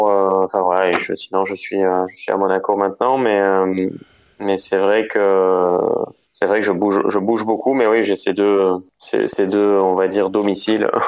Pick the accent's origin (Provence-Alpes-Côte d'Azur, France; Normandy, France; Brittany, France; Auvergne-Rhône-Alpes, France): Provence-Alpes-Côte d'Azur, France; Nice; J'ai grandi, euh, j'ai grandi à Nice.